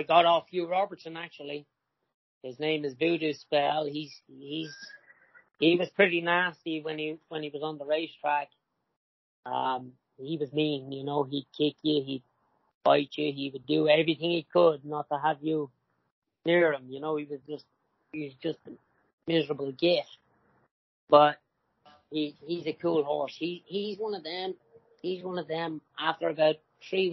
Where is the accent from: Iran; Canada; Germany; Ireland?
Ireland; County Dublin, Leinster; moved away as an adult; now in United States; I'm from County Dublin